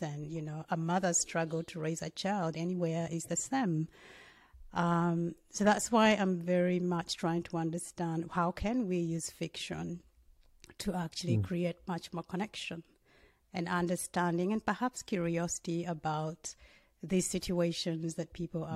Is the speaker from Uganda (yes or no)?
yes; Uganda; I'm from Uganda, and I didn't grow up. By the time I was growing up, in many ways, Uganda was very stable